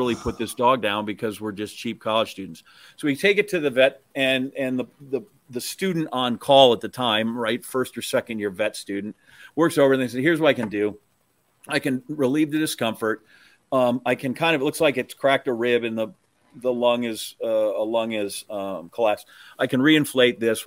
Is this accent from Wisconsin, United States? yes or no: yes; Wisconsin, United States; also born or lived in Columbia, Missouri; I'm from Wisconsin